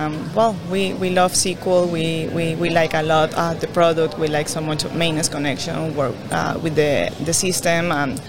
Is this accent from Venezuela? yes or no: yes; Venezuela; moved away as an adult; Well, I'm from Venezuela